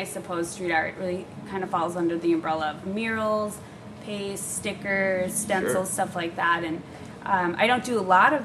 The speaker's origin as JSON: {"language": "English", "town": "Stillwater", "region": "Minnesota", "country": "United States", "tie": "born or raised there", "also_born_or_lived": "Hermosa Beach, California", "moved": "as an adult", "lives_now": "Los Angeles, United States", "said": "I'm from Stillwater, so that's a suburb of the Twin Cities of St. Paul"}